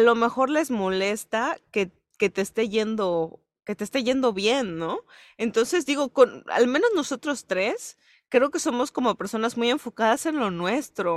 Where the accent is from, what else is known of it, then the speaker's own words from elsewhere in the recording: Yucatán, Mexico; Voy a empezar a fingir un acento, güey, para que piensen que no soy yucateca